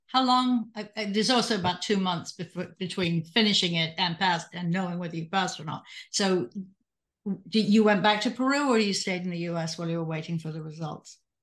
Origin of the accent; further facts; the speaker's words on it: England, United Kingdom; also born or lived in Catasauqua, Pennsylvania; now in United States; in the fifty years I've lived in the United States, I'm originally from England